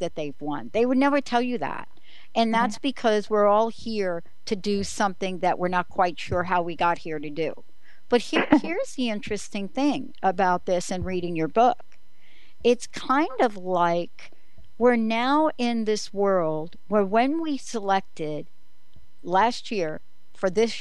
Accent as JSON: {"language": "English", "region": "New York", "country": "United States", "tie": "born or raised there", "said": "growing up in New York"}